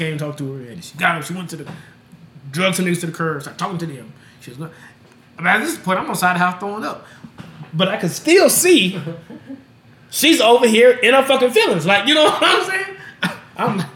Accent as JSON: {"language": "English", "town": "Las Vegas", "region": "Nevada", "country": "United States", "said": "I am from Vegas"}